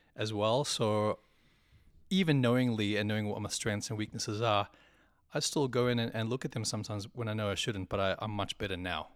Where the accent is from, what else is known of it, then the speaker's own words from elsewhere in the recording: South Africa; also born or lived in New Zealand; now in Sydney, Australia; I am South African born, New Zealand citizen still